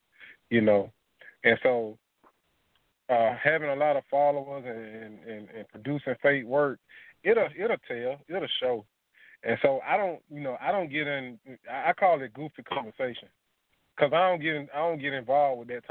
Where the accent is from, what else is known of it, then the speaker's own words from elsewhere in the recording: Atlanta, Georgia, United States; I'm from Atlanta, Georgia.